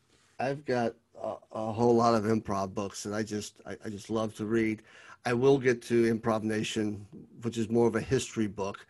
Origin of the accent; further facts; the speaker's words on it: Lexington, Kentucky, United States; I was born and raised in Lexington, Kentucky, and there's a little bit of friendliness being a Southerner.